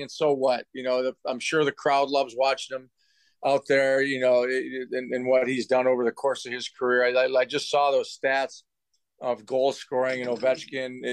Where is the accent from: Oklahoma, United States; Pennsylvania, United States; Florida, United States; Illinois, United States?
Illinois, United States; Chicago; also born or lived in Evergreen Park; Chicago, my hometown